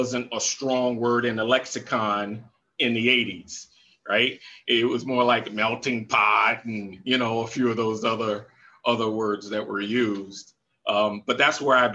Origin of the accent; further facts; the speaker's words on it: Jacksonville, Florida, United States; I grew up in Jacksonville, Florida.